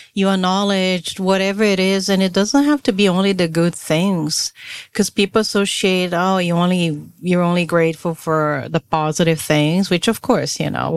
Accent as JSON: {"language": "English", "country": "Brazil", "tie": "born or raised there", "moved": "yes", "lives_now": "United States", "said": "I am born and raised in Brazil"}